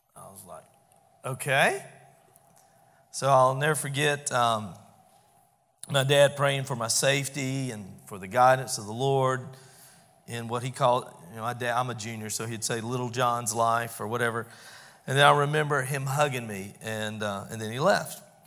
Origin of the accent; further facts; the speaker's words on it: Albany, United States; I grew up over in First Baptist Albany